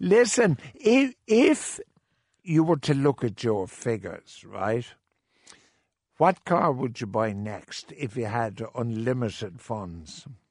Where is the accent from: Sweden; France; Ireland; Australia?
Ireland; Cork, Munster; I was born in Jewish quarter in Cork